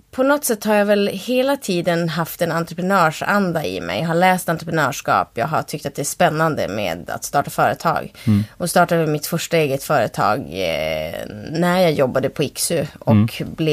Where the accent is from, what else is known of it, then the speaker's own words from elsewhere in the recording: Kalix, Norrbotten County, Sweden; moved away as an adult; now in Umeå, Sweden; Jag är uppvuxen i Kalix, mm. Norrbotten. Eh, och flyttade till Umeå när jag var 19.